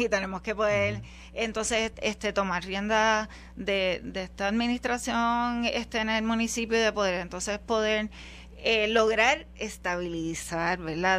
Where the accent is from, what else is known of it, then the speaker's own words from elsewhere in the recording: Guaynabo, Puerto Rico; Yo soy guaynabeña, toda mi vida no he vivido en ningún otro sitio que no sea Guaynabo.